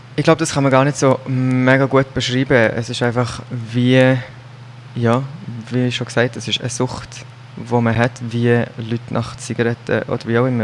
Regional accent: Solothurn, Switzerland; Ich komme von Solothurn und arbeite als Nail-Designer und Social Media Marketing Manager

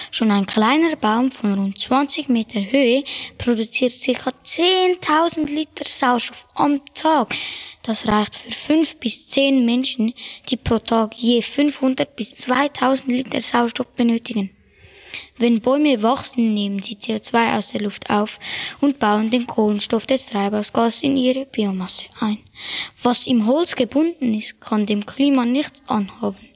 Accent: Wolfhausen, Zurich, Switzerland; Wir kommen aus Wolfhausen, das ist ein kleines Dorf und liegt neben Bubikon in der Nähe von Rapperswil im Zürich Oberland.

